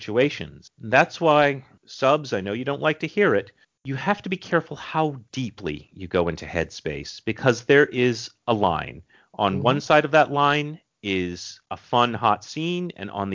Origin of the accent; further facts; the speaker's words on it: New England, Massachusetts, United States; I'm from New England